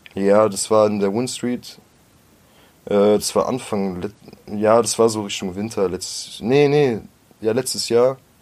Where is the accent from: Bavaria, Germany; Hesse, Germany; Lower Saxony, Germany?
Hesse, Germany; Groß-Gerau; moved away as an adult; also born or lived in Mörfelden-Walldorf; now in Frankfurt, Germany; ich bin halt in Groß-Gerau aufgewachsen, Groß-Gerau bei Rüsselsheim